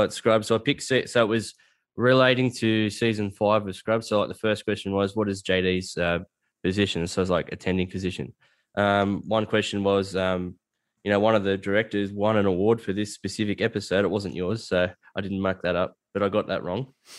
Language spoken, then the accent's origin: English; Australia; So if you go, I'm from a bush town, like a little country town, and if you don't refer to yourself as a dickhead, there's something wrong with you.